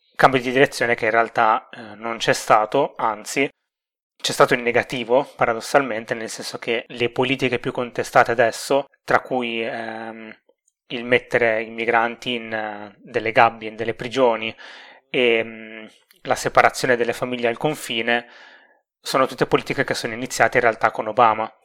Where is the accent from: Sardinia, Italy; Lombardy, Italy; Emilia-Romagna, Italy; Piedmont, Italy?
Emilia-Romagna, Italy